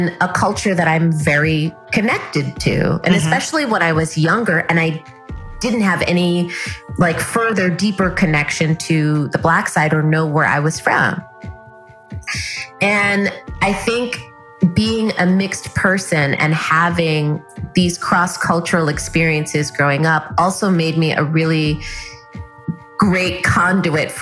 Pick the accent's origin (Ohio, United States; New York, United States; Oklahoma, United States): New York, United States; New York City; grew up in New York City, and my dad's family is all in California. So I grew up with my mom's family because my mom's a New York girl. We were all born in the Bronx